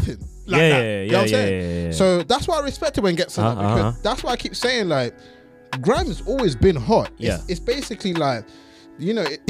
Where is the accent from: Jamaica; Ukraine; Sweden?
Sweden; English is a second language; now in United Kingdom; Grew up in Sweden. Just saying. Just putting it in there. So when I'm going half of the UK scene, just know that man came here late.